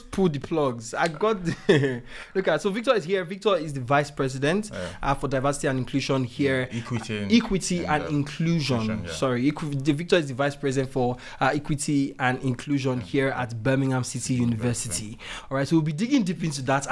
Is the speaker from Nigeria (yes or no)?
yes; Nigeria; moved away as an adult; now in United Kingdom; I'm obviously Nigerian.